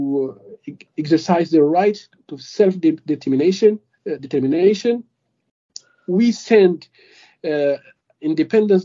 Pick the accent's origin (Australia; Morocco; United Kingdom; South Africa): Morocco; Rif; now in Europe; I come from Rif Republic